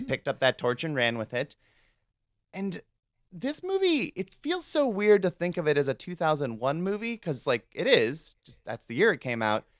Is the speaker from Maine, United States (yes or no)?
no; Cleveland, Ohio, United States; I'm from the Cleveland area